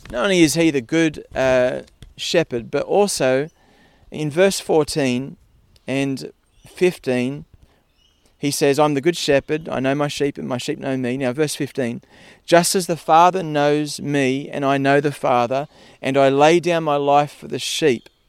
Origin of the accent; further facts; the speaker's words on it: Parkes, New South Wales, Australia; I grew up in Parkes uh, out west, and in Parkes it's sheep and wheat.